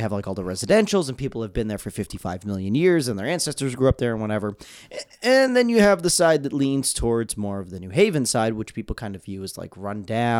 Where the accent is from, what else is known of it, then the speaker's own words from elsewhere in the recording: Orange, Connecticut, United States; also born or lived in Milford, Connecticut / West Haven, Connecticut; New Haven County is where I grew up. I was born in Milford. I was raised in Orange